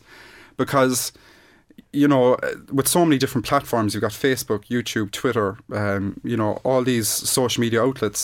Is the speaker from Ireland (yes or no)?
yes; Ireland; we are Irish